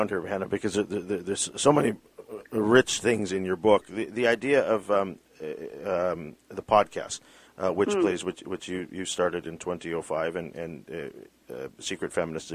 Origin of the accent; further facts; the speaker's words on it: British Columbia, Canada; I've never thought of myself as Filipino because I was born in Canada. I've thought of myself as a Canadian or British Columbian, even more than anything